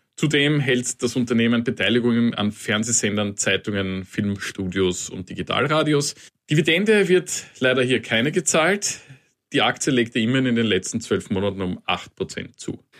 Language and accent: German; Austria; bei uns in Österreich